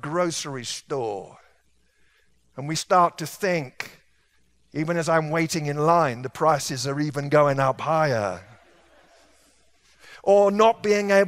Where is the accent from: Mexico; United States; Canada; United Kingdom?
United Kingdom; England; moved away; I was raised in England